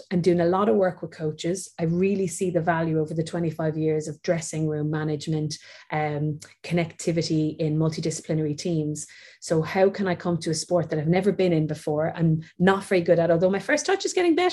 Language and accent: English; Waterford, Munster, Ireland; moved away; I'm from Waterford, where the Waterford Crystal is